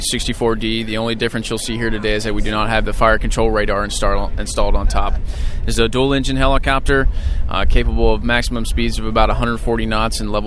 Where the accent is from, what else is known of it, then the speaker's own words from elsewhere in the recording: Alabama, United States; moved away as an adult; now in Ansbach, Germany; I'm from Alabama